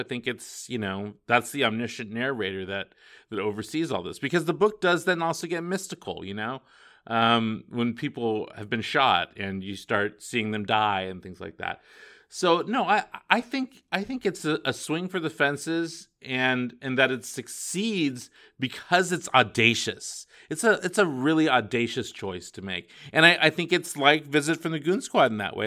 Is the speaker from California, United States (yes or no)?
yes; Northern California, United States; now in Palm Springs, United States; I grew up in Northern California